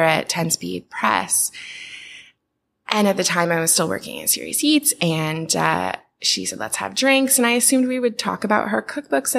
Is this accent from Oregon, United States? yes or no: yes; Portland, Oregon, United States; I'm from Portland, Oregon